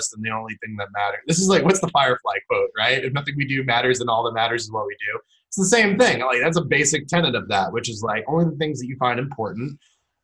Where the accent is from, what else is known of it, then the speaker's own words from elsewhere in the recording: Florida, United States; we don't get snow in Florida